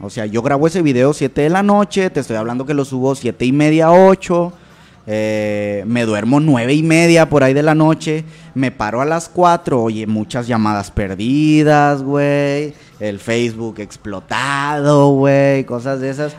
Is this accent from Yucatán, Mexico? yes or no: no; Monterrey, Nuevo León, Mexico; Aquí, aquí, toda la vida, toda la vida he sido de aquí de Monterrey